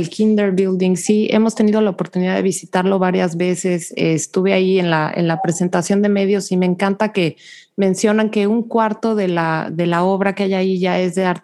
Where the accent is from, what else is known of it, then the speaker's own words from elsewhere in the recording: Mexico City, Mexico; now in Houston, United States; yo soy de la Ciudad de México.